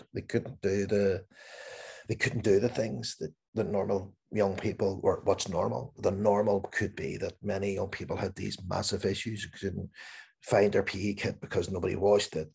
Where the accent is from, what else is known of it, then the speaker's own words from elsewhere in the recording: Belfast, Northern Ireland, United Kingdom; growing up in Northern Ireland, in Belfast